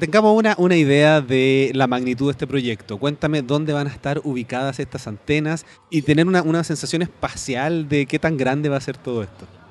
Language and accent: Spanish; Chile; yo soy de Chile